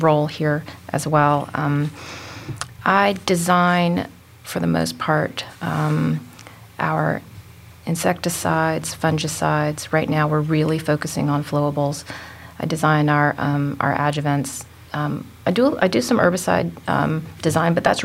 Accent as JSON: {"language": "English", "town": "Charleston", "region": "South Carolina", "country": "United States", "tie": "born or raised there", "also_born_or_lived": "Ames, Iowa / São Paulo, Brazil", "moved": "as an adult", "lives_now": "Memphis, United States", "said": "home is Charleston, South Carolina. I mean, I'm currently living in Memphis, but that's my hometown"}